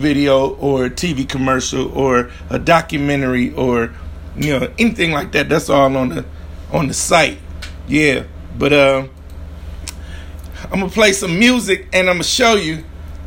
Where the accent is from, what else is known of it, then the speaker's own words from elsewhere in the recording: Grand Rapids, Michigan, United States; a champion boxer from Grand Rapids, Michigan, my hometown